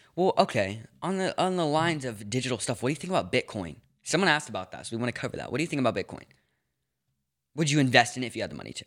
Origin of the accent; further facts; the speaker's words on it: Los Angeles, California, United States; also born or lived in New York; I grew up in Los Angeles, then I moved to New York for a little bit, then I moved back to L A, and then back up to Northern California.